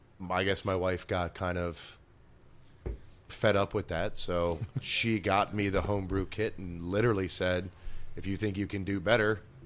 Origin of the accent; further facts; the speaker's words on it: Connecticut, United States; moved away; I came from Connecticut and I moved down here in 98, 99, somewhere around there.